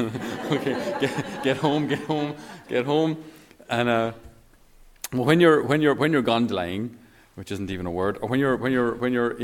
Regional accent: Tipperary, Ireland; I'm from Tipperary. We're a landlocked county.

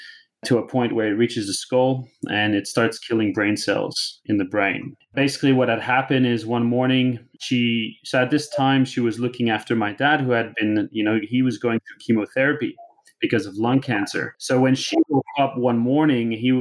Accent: Canada; accent: Canadian; moved away as an adult; now in Australia; you still can hear my Canadian accent

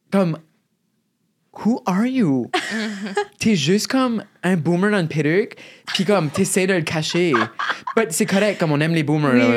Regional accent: Shediac, New Brunswick, Canada; accent: Chiac; also born or lived in Moncton; chez nous, à Chédiac, il y avait une région un peu plus rough dans la ville

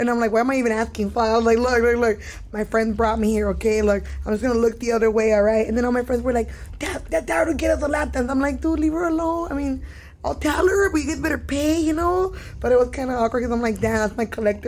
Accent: Los Angeles, California, United States; growing up in East LA, there's so many murals everywhere.

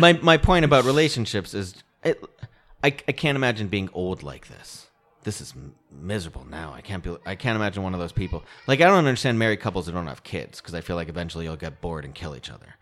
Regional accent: Connecticut, United States; now in Los Angeles, United States; I grew up in Connecticut

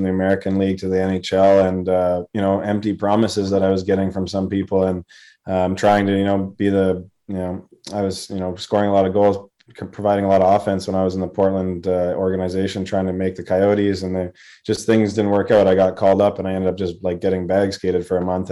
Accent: Vancouver, British Columbia, Canada; also born or lived in Edmonton, Alberta; My parents are from Ontario, actually, but they moved to Edmonton, and that's where I was born. But I grew up mostly in Vancouver.

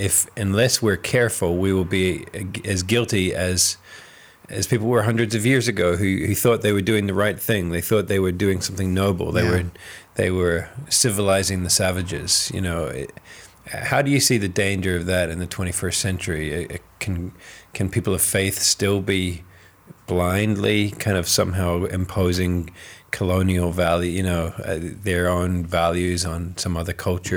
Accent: New Zealand; now in Ireland; Like, obviously I'm from New Zealand.

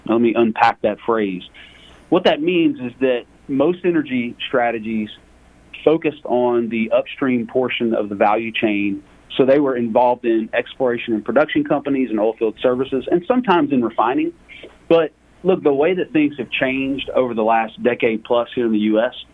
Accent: Lake Charles, Louisiana, United States; moved away as an adult; now in Dallas, United States; I was born and raised in Lake Charles, Louisiana, the, the heel of the boot of Louisiana.

